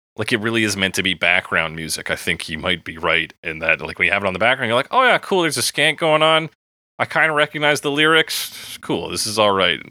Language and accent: English; Canada; I'm from Canada.